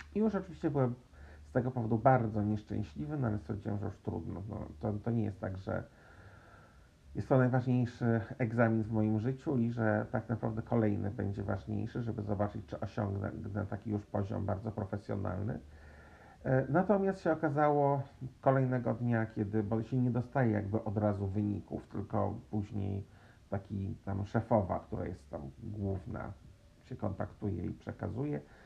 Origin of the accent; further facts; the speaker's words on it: Warsaw, Masovian Voivodeship, Poland; się wychowałem, e, w Warszawie, w stolicy Polski